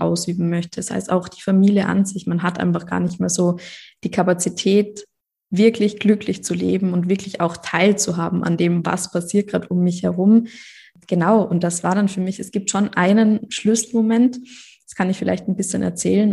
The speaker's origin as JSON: {"language": "German", "country": "Austria", "said": "ich komme aus Österreich"}